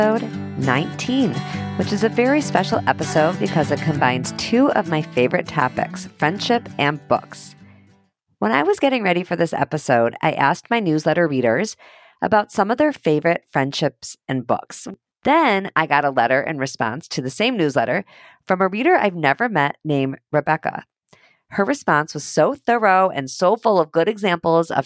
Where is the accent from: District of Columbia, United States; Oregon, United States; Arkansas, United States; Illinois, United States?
Illinois, United States; Highland Park; I'm from Highland Park.